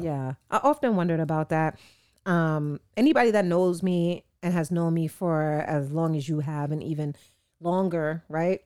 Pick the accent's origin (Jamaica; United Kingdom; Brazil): Jamaica; as a Jamaican